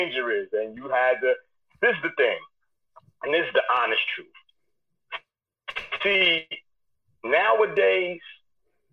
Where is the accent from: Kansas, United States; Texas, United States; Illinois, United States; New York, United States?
New York, United States; New York City; I was young from East New York